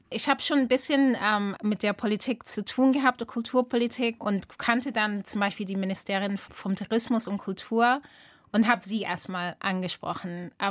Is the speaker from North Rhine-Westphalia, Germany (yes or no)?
yes; Rumeln, North Rhine-Westphalia, Germany; now in Accra, Ghana; Ähm, also Rumeln ähm, ist da, wo ich groß geworden bin, teilweise. Viele grüne Felder